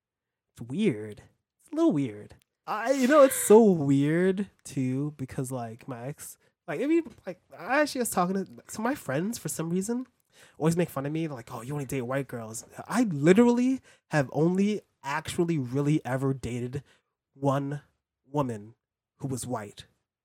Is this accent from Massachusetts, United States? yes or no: no; New York City, New York, United States; I'm from New York City. Like, where in New York? Well, I was born in Brooklyn. I lived in Harlem in the Bronx, mostly in Harlem.